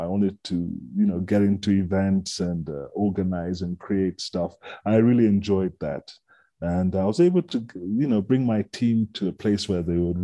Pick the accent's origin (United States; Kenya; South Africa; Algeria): Kenya; I am a Kenyan, thoroughbred